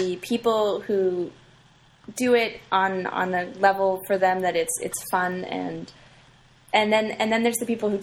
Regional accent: Canada; I'm Canadian

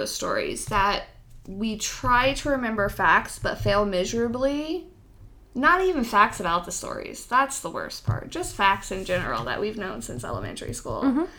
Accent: Texas, United States; I grew up in Texas, man.

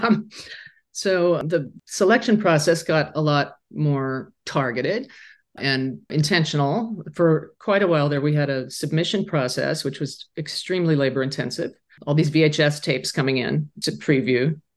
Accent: Laramie, Wyoming, United States; moved away; my hometown where I grew up, a quietly closeted high school student

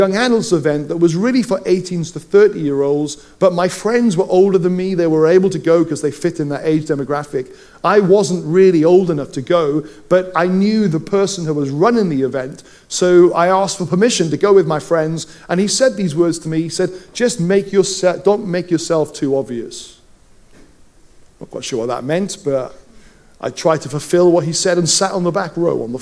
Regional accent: Wales, United Kingdom; growing up in Wales, I can roll my R's

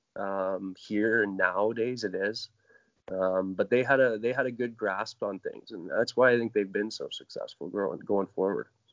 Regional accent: Oakville, Ontario, Canada; I grew up in Oakville, just outside Toronto

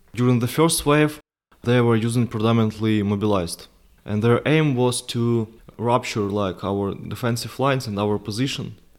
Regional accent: Ukraine; I went back, uh, to my hometown, stayed there for several months

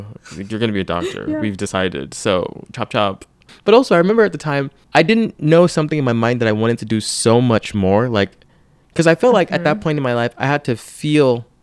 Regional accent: Nigeria; moved away; I grew up in Nigeria

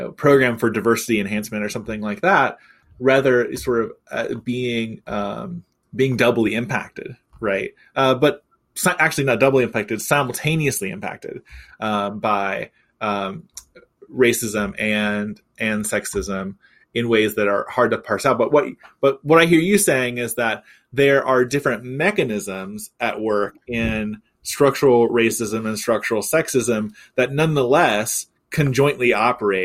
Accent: Missouri, United States; now in Texas, United States; my home state of Missouri

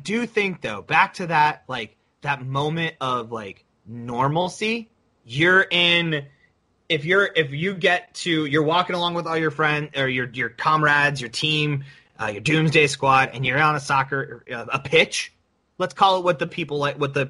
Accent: United States; as an American

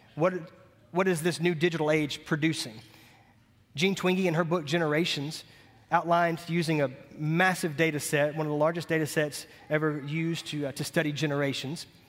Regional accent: Montgomery, United States; I cut grass for about ten years growing up in Montgomery

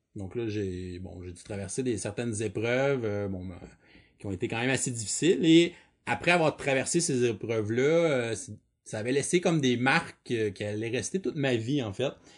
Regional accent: Quebec, Canada; je suis quelqu'un du Québec

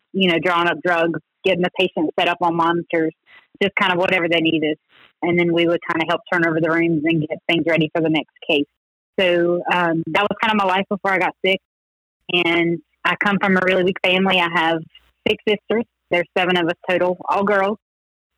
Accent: Taylorsville, North Carolina, United States; we are from North Carolina, a little place called Taylorsville

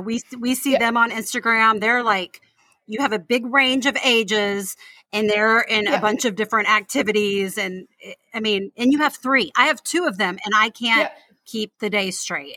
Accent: United States; we Americans

